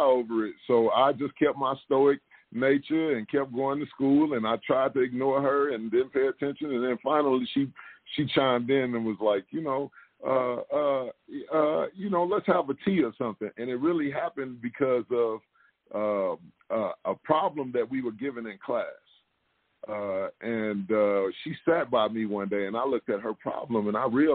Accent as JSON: {"language": "English", "town": "East St. Louis", "region": "Illinois", "country": "United States", "tie": "born or raised there", "also_born_or_lived": "Chicago, Illinois", "said": "I'm originally from East St. Louis, Illinois. I was born and raised there."}